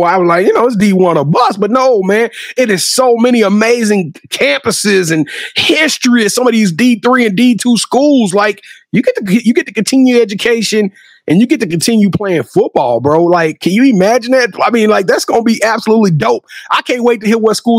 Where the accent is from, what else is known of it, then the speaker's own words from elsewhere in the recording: Louisiana, United States; now in Texas, United States; I'm from Louisiana